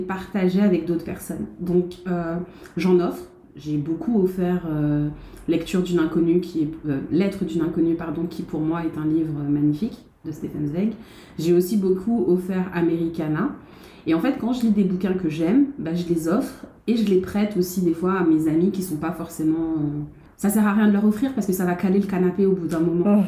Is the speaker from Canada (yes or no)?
no; Guadeloupe; born or raised there